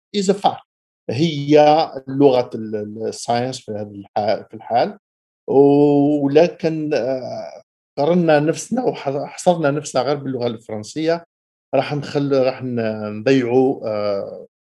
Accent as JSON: {"language": "Arabic", "town": "El Harrach", "region": "Algiers Province", "country": "Algeria", "tie": "born or raised there", "also_born_or_lived": "Boufarik", "moved": "as an adult", "lives_now": "Canada", "said": "أنا من ولد بوفاريك دونك كنا نسكنوا تقريبا بالك قريب مطار بوفاريك وكبرت ترعرعت في حراش"}